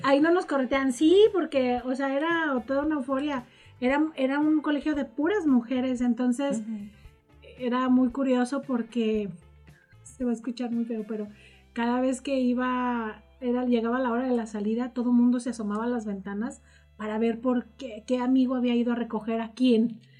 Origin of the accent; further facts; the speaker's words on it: Morelia, Michoacán, Mexico; Soy, soy de Morelia.